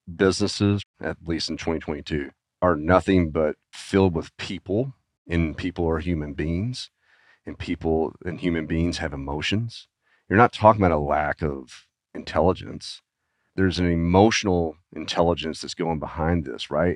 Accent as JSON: {"language": "English", "region": "Arkansas", "country": "United States", "tie": "born or raised there", "said": "I was born and raised in Arkansas"}